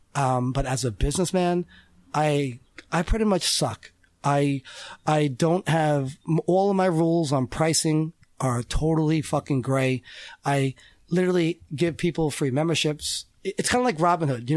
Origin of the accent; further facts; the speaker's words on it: Selden, New York, United States; I'm from Selden